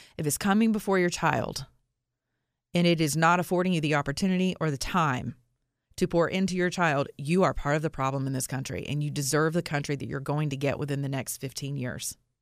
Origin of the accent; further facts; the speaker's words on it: the South, United States; I'm from the South